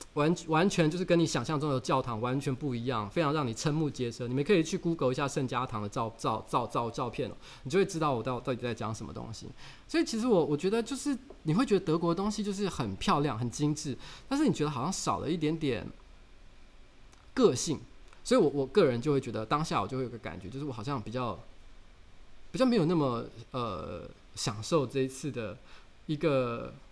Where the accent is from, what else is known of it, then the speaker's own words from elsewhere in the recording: Taiwan; 我们讲台语